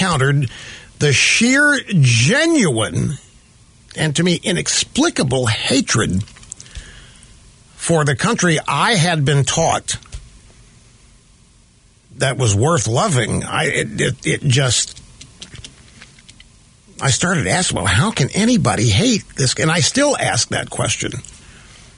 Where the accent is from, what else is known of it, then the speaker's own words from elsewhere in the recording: Missouri, United States; moved away; also born or lived in Sacramento / New York; I grew up in the Midwest in Missouri